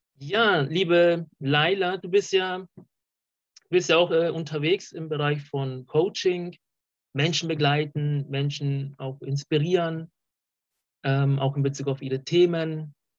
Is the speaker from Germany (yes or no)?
no; Colombia; moved away; ich komme aus, äh, auch aus Südamerika, aus Kolumbien